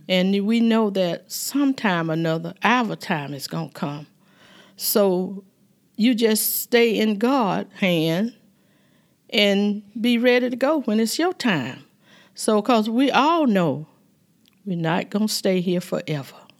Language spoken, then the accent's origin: English; Dawson, Georgia, United States; also born or lived in Cusper, Georgia; I was born in Cusper, Georgia, but my parents stayed in Dawson, Georgia